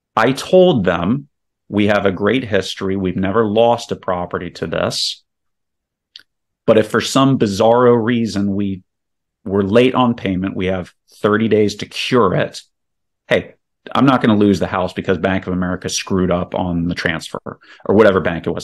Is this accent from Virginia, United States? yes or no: yes; Virginia, United States; moved away as an adult; also born or lived in South Carolina / Saudi Arabia / Houston, Texas; now in Spring, Texas, United States; I grew up in Virginia